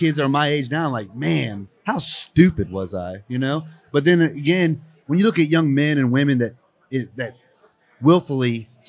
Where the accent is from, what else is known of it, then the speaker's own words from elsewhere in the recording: Houston, Texas, United States; also born or lived in Indianapolis, Indiana; she got transferred here to Houston in 1990, and I grew up in the neighborhood.